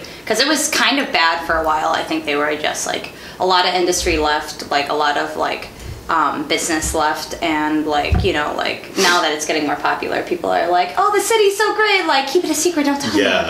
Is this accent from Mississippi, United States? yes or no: no; Milwaukee, Wisconsin, United States; moved away as an adult; now in Buffalo, United States; I grew up in Milwaukee my entire life, and when I was 18, I just wanted to get out